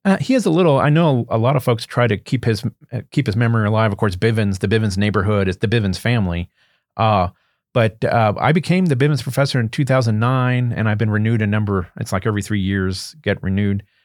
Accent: Western Berks County, near Reading, Pennsylvania, United States; moved away as an adult; also born or lived in Alaska; I am a native of Pennsylvania. I grew up in Western Berks County, uh, not too far from the city of Reading

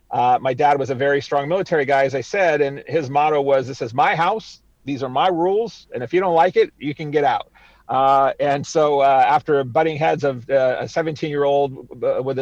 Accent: East Coast, United States; I grew up across the United States, mostly on the East Coast of the United States, because my dad was a Navy man

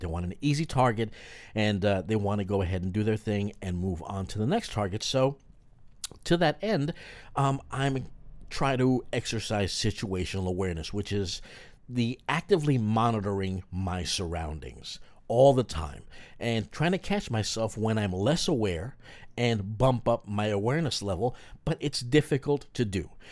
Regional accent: New York, United States; a fellow New Yorker

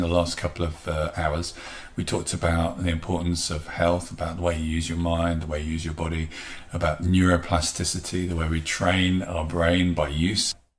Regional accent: England, United Kingdom; as English people

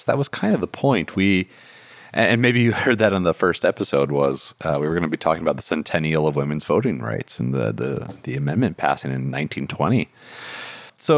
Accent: Michigan, United States; moved away; also born or lived in West Virginia; I'm originally from Michigan. I grew up on the border between the two countries

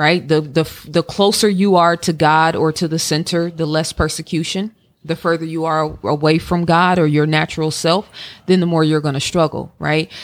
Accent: Oakland, California, United States; now in Atlanta, United States; growing up in Oakland

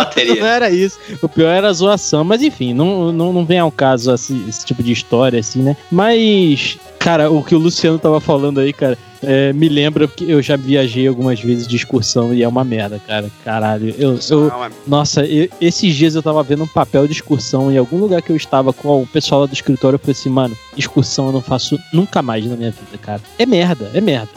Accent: Rio de Janeiro, Brazil; moved away as an adult; also born or lived in Cabo Frio; now in São Paulo, Brazil; eu sou original do Rio de Janeiro, fui morar no interior do Rio de Janeiro, em Cabo Frio, mas para ser exato, eu vim para São Paulo para trabalhar

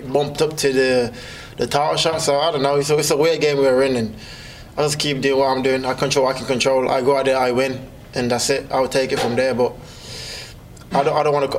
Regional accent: Birmingham, West Midlands, United Kingdom; also born or lived in Jamaica; from my hometown of Birmingham

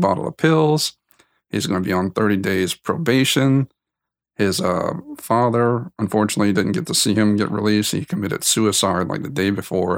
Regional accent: South Louisiana, United States; moved away; I came from South Louisiana, not too far from New Orleans

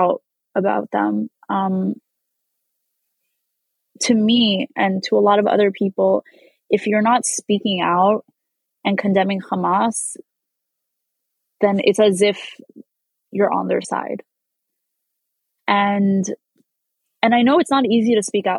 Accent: New York, United States; As a Jew growing up in New York

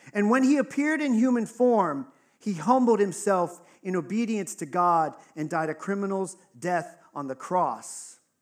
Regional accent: Texas, United States; I grew up in Texas, right? So it was in the South

